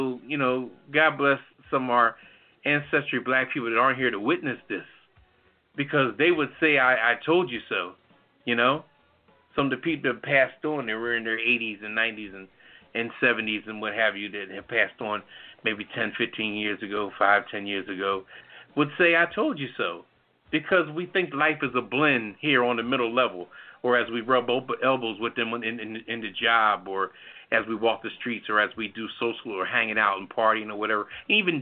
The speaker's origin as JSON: {"language": "English", "town": "New Haven", "region": "Connecticut", "country": "United States", "tie": "born or raised there", "said": "I was raised in New Haven"}